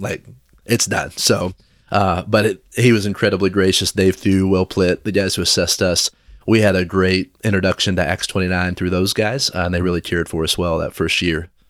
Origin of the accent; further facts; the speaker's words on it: Versailles, Kentucky, United States; now in Lafayette, United States; I grew up in Versailles, Kentucky